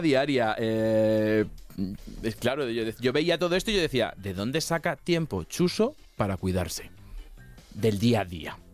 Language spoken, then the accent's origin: Spanish; Castilla-La Mancha, Spain; soy de Castilla-La Mancha, que allí somos chiquiticos.